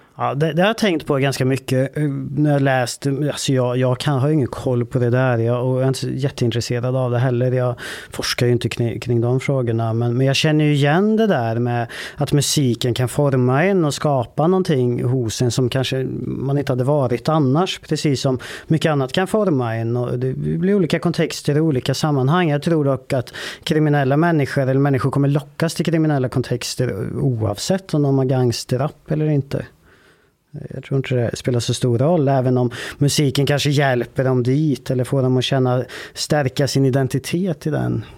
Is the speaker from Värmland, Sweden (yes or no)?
yes; Vålberg, Värmland, Sweden; ort som heter Vålberg. Ganska liten ort, 3000 invånare kanske. Där växte jag upp